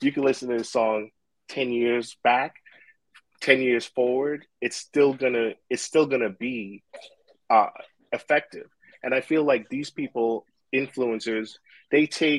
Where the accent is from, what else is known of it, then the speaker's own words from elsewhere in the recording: New York City, New York, United States; I grew up in Brooklyn